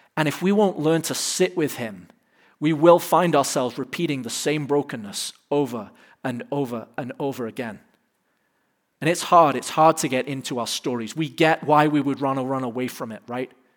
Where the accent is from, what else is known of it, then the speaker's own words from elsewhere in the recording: England, United Kingdom; now in United States; I'm from England